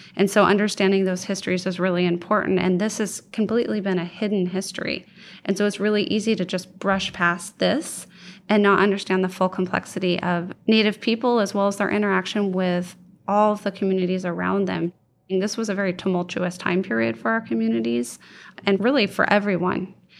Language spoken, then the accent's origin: English; Oregon, United States; I grew up in Oregon